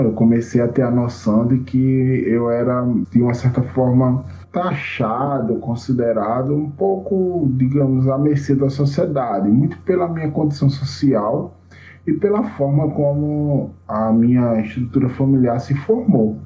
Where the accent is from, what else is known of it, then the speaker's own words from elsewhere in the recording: Junqueiro, Alagoas, Brazil; now in Maceió, Brazil; eu nasci numa cidadinha chamada Junqueiro, né, aqui em Alagoas. Né? Eu não sou de Maceió mesmo, da capital. Hoje eu moro na capital